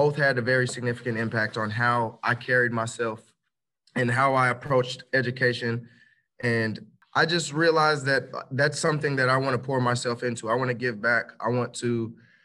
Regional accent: Clarksville, Tennessee, United States; born or raised there; also born or lived in Port Huron, Michigan

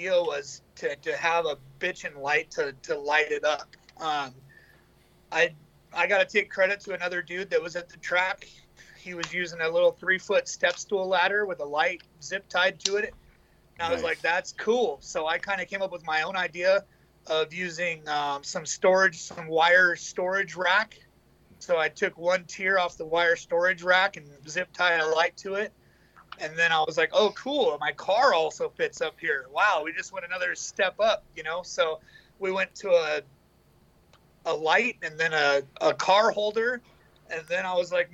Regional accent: Southern California, United States; I'm from Southern California

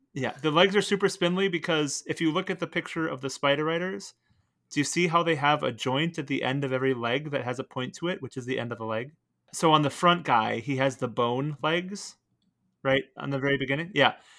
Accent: Portland, Oregon, United States; I was born out in Portland, Oregon

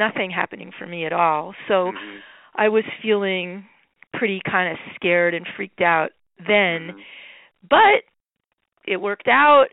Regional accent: Phillipsburg, New Jersey, United States; in my town, I grew up in Phillipsburg, New Jersey

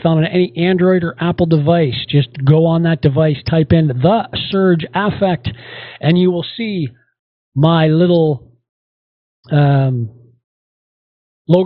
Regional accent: Canada; we are Canadian

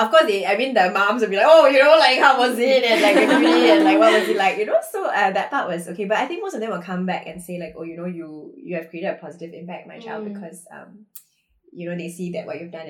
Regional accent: India; I'm Indian

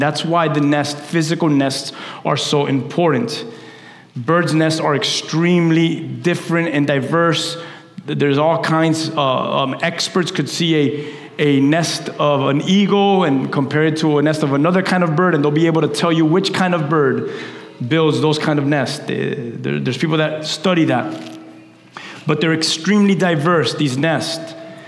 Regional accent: Key West, Florida, United States; I used to have a game with my sister when we're from Key West. And whenever we would go visit our family in Key West, we would drive down.

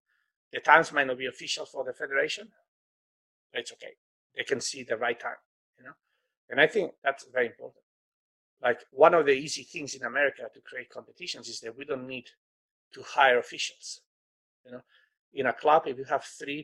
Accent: Spain; moved away; I come from Spain

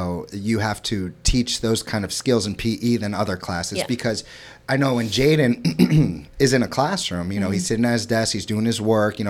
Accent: St. Louis, Missouri, United States; also born or lived in Florida; I'm from Florida, I'm from St. Louis, Missouri.

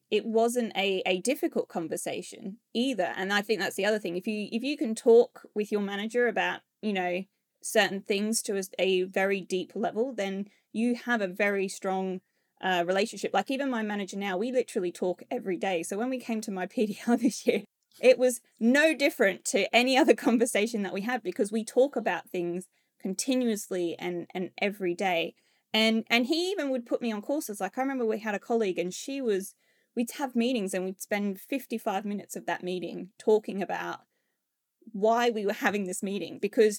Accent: Australia; now in United Kingdom; And I know as an Australian, like we are very to the point nation. We're not rude in any way, but obviously when I came to the UK, I discovered very quickly that my directness doesn't quite equate to how that is perceived in the UK.

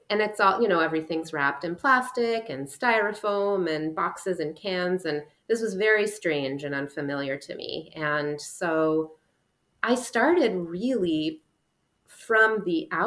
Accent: Trentino-Alto Adige, Italy; We're from the Dolomites, um, so very far north in one of Italy's five independent provinces that prior to World War One were part of the Habsburg Empire.

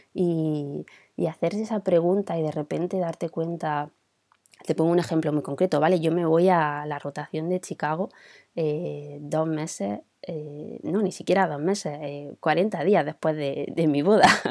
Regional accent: Granada, Andalusia, Spain; Yo vengo de Granada

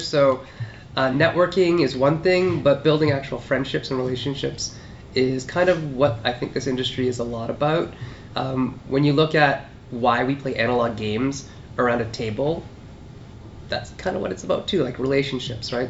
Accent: Sault Ste. Marie, Ontario, Canada; growing up in Sault Ste. Marie, Ontario, way up north

